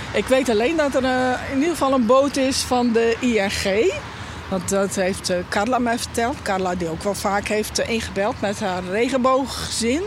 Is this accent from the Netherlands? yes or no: yes; Friesland, Netherlands; ik ben een echte Fries